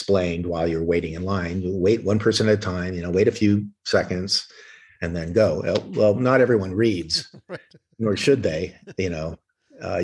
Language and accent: English; Orange County, California, United States; I grew up with in Orange County at South Coast Plaza